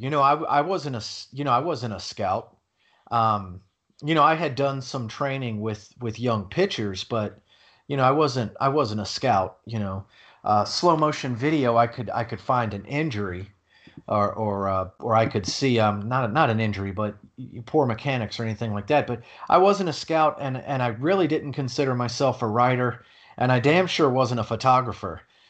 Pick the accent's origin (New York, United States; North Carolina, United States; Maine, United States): North Carolina, United States; Durham; now in Tampa, United States; Oh, well, I'm from Durham, North Carolina, and I live in Tampa, Florida.